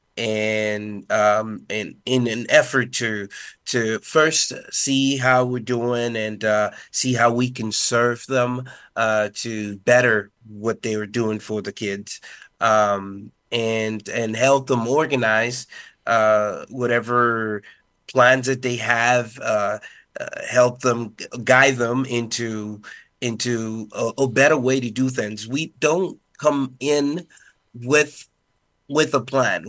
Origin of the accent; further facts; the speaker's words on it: Dominican Republic; first language Spanish; English is a second language; I grew up being a Spanish speaker